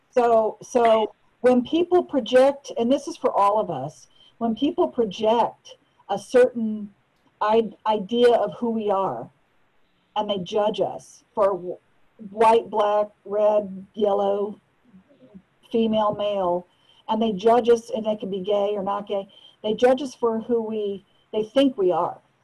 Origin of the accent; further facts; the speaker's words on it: United States; also born or lived in Malaysia; as an American